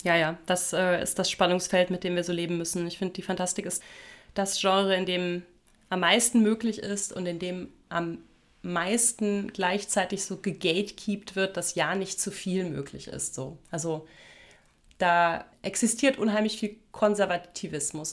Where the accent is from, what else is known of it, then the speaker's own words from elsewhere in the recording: Germany; moved away; dass ich so ein Kind der Voreifel bin, also so inmitten von verwunschenen Wäldern und alten Steinbrüchen groß geworden bin.